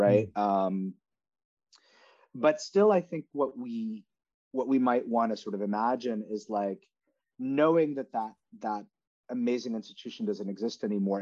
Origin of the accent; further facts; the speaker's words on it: Canada; now in New York City, United States; I'm from Canada, and I've like seen different models back in my home country.